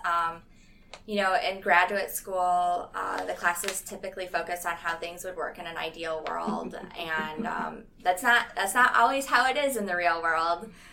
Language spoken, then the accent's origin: English; Midwest, United States; moved away; I'm from the Midwest, and it's it's also pretty flat